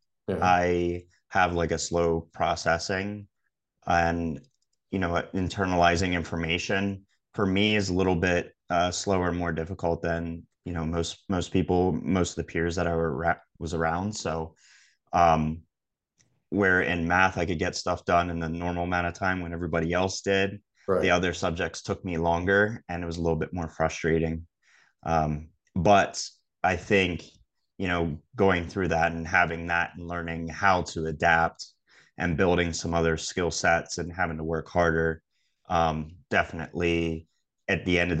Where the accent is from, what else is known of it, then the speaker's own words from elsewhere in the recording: Harrisburg, Pennsylvania, United States; I think in Harrisburg, or the area around Harrisburg, it's more suburban. So you have, in a lot of ways, like that slower pace, more of a up and coming area